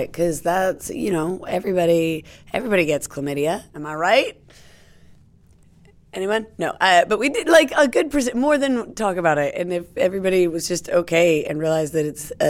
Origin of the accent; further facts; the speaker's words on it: United States; now in United Kingdom; I'm American